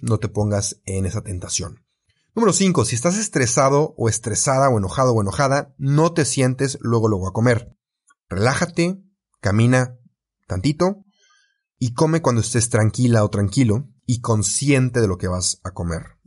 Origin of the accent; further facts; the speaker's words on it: Mexico; yo soy de México